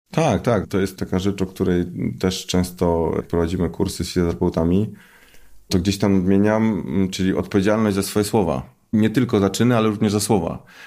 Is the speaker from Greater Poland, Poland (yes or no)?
yes; Poznań, Greater Poland, Poland; jestem z Poznania